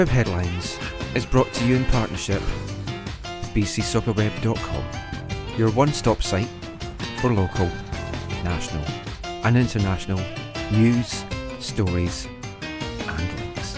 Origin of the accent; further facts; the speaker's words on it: Scotland, United Kingdom; I'm Scottish